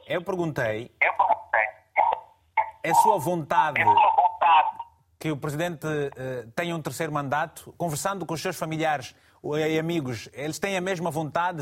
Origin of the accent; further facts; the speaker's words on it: Malanje, Angola; Malange, você sabe bem que é a minha terra